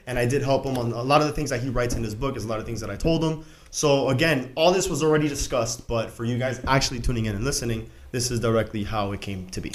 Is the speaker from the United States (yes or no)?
yes; Miami, Florida, United States; born and raised in Miami